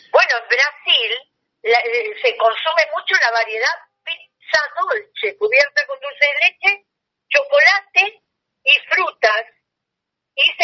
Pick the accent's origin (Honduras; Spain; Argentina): Argentina; Banfield, Buenos Aires Province; yo vengo de Banfield, nací en Banfield